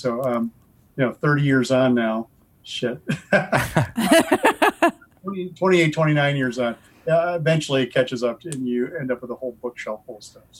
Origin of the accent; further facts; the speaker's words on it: Southern Wisconsin, United States; also born or lived in Michigan; I grew up here in Wisconsin, which is coincidentally not very far from the birthplace of Dungeons & Dragons. Right. I grew up 45 minutes from Lake Geneva, which is where TSR used to be.